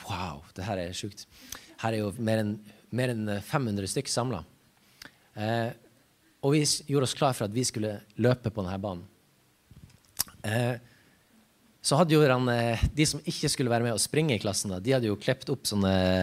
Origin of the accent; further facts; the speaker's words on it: Ramfjorden, Troms, Norway; jeg kommer ifra Ramfjorden.